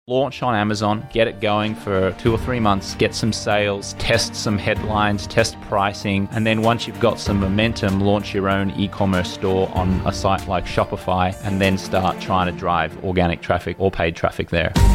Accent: Australia; moved away; as an Australian in this country

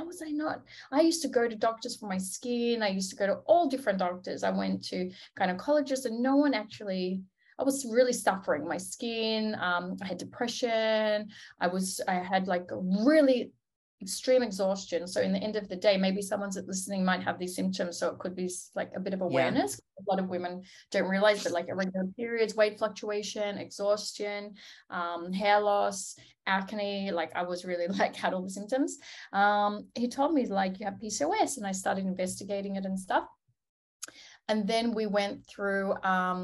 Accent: Australia; moved away as an adult; now in Tel Aviv, Israel; I'm originally from Australia

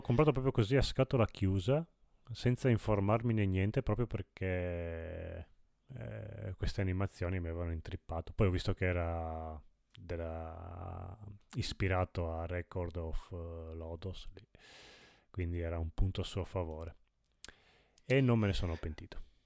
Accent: Friuli-Venezia Giulia, Italy; sono friulano, io

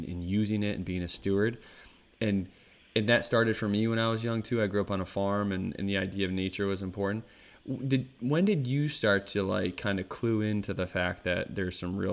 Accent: Northeast, United States; growing up in the Northeast, our park was the Adirondack Park

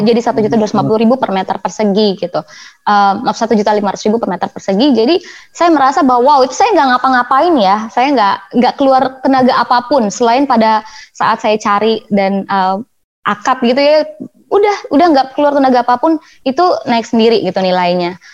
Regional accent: Jakarta, Indonesia; also born or lived in Bandung; kuliah saya di Bandung rumah saya di Jakarta Selatan

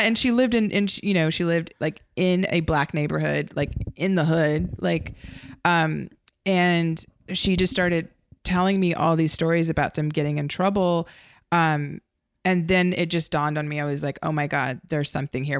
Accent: United States; as an American, um, and as a filmmaker

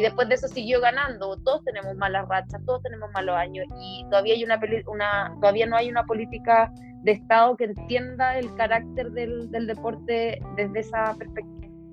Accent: Santiago, Santiago Metropolitan Region, Chile; soy santiaguina de corazón

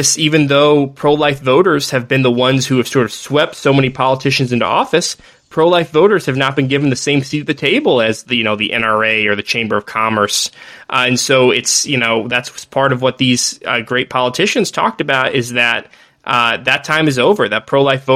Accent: Missouri, United States; I'm not from the 4th District, but I'm from Missouri.

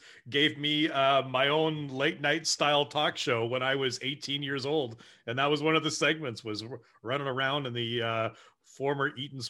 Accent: Brantford, Ontario, Canada; also born or lived in West Africa; I'm a graying 44-year-old that likes to make jokes, but I was born and raised in Brantford.

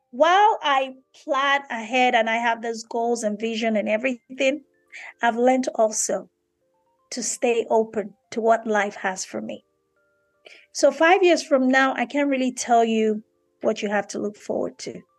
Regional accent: Nigeria; me being a Nigerian, Yoruba, African woman is so important and critical for me to never ever lose that.

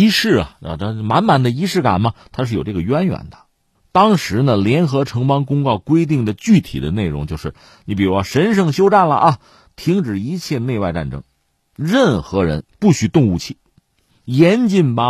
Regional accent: Hebei, China; 我们是河北人啊，

